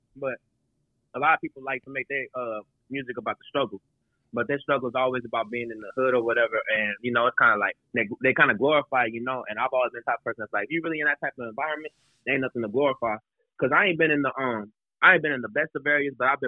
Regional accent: Houston, Texas, United States; also born or lived in New Orleans, Louisiana, United States; Then I moved to Houston. I've been living here ever since

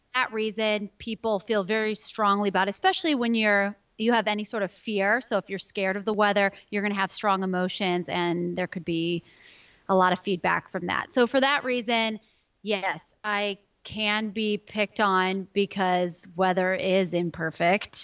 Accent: Chicago, Illinois, United States; now in Oklahoma, United States; I come from Chicago, more winter weather gal

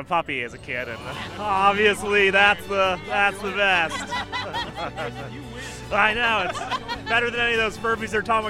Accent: Phoenix, Arizona, United States; now in DuBois, United States; I live here in Dubois, but I'm from Phoenix, Arizona

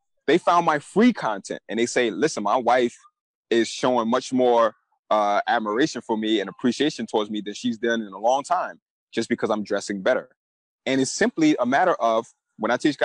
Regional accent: New York City, New York, United States; A kid who's born and raised in Brooklyn, New York, you know, I came up in the 90s.

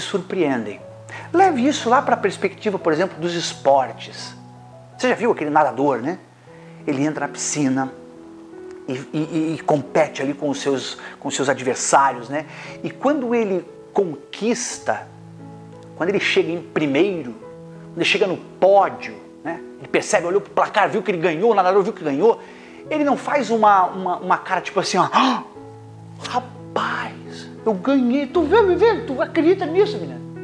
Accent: Brazil; nós que somos brasileiros

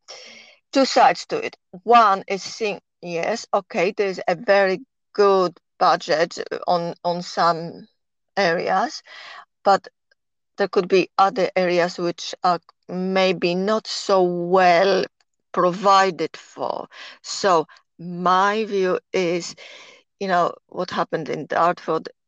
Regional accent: Poland; accent: Polish; English is a second language; moved away as an adult; also born or lived in Temple Hill, United Kingdom; now in United Kingdom; my accent, of course, I am Polish. I came to UK 40 years ago

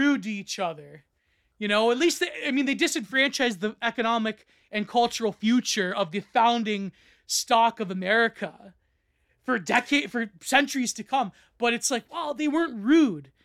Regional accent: Canada; I'm Canadian

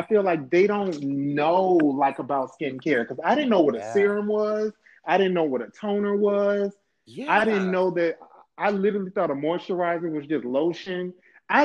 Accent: Alabama, United States; also born or lived in Louisiana / San Diego; now in Los Angeles, United States; I'm originally from Louisiana and was raised in Alabama.

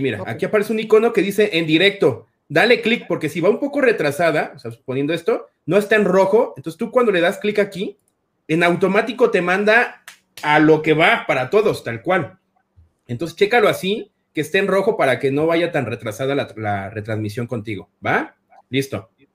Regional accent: State of Mexico, Mexico; sí soy del Estado de México

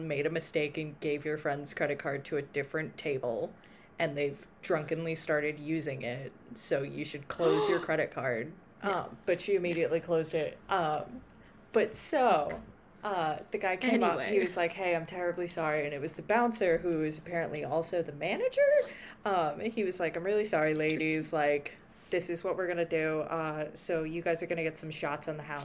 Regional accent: New Jersey, United States; I'm from New Jersey

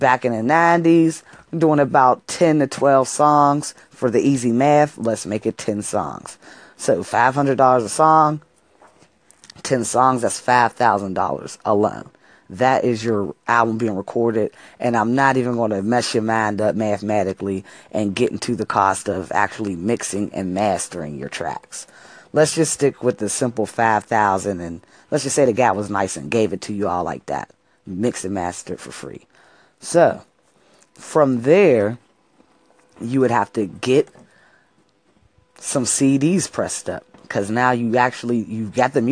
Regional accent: Pittsburgh, Pennsylvania, United States; I'm from Pittsburgh, Pennsylvania

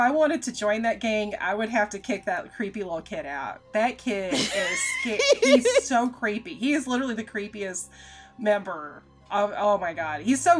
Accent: United States; grew up working class and in a very blue-collar kind of situation, because it's like, as somebody, you know, because I am American

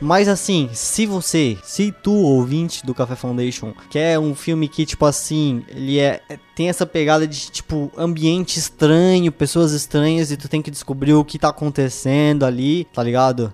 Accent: Brazil; A gente é brasileiro

